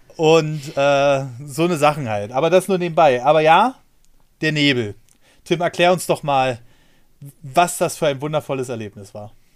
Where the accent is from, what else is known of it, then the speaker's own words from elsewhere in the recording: Germany; bei uns in Deutschland